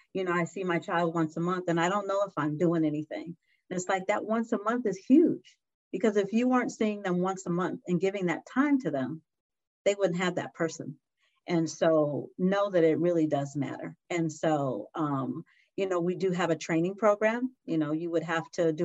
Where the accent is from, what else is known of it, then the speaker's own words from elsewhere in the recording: San Diego, California, United States; I was born and raised in San Diego